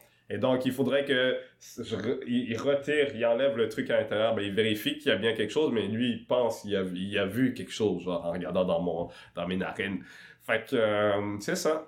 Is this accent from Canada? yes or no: yes; Quebec City, Quebec, Canada; also born or lived in Rwanda / Kenya / Montreal; on s'est retrouvé à Québec. Et euh, notamment euh, à Limoilou, au fin fond de Limoilou, à Mézeray, euh, dans le plus grand complexe HLM du, de Québec, le deuxième du Québec, je pense, il me semble. Et puis, c'est ça, j'ai passé une dizaine d'années là-bas. Et pendant cette dizaine d'années, ben, j'étais un enfant